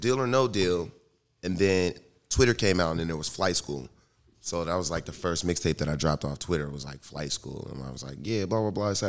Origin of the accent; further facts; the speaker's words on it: Pittsburgh, Pennsylvania, United States; we're from Pittsburgh though.